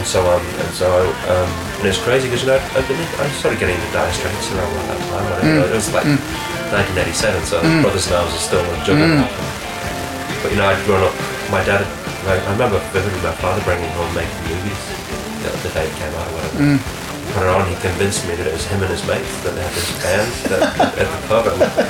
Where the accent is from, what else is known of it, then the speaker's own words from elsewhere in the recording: New Zealand; look, I'm from New Zealand, I've never really worked with anybody I haven't